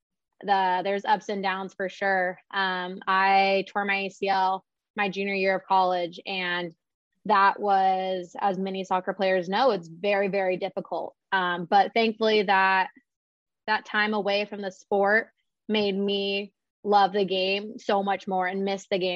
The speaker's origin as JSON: {"language": "English", "town": "San Diego", "region": "California", "country": "United States", "said": "I'm from San Diego, so I did stay pretty close for college."}